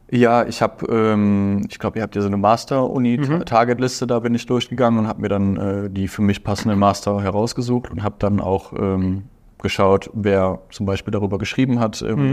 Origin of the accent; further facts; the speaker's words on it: Aachen, North Rhine-Westphalia, Germany; Ich komme aus Aachen.